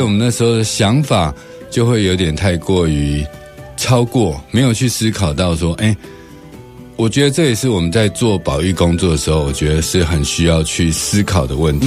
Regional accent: Taiwan; 我们台湾人自己

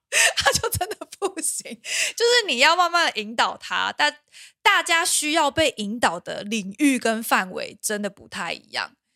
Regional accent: Pingtung, Pingtung County, Taiwan; now in Taipei, Taiwan; 我们家因为小时候我们在屏东长大

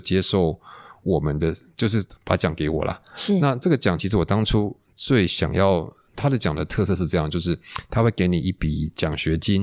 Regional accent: Taipei, Taiwan; 我是台北人啊， 那我在台北建国中学毕业之后

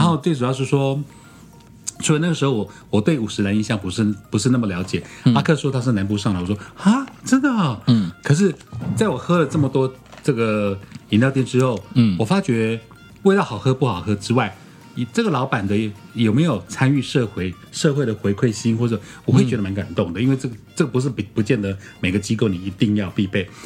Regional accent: Taiwan; 我们台湾这边

